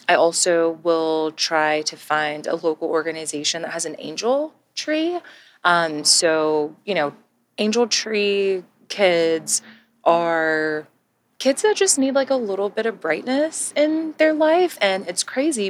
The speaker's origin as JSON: {"language": "English", "region": "Texas", "country": "United States", "tie": "born or raised there", "also_born_or_lived": "Georgia", "moved": "as an adult", "said": "born and raised in Texas, I spent most of my life in Texas"}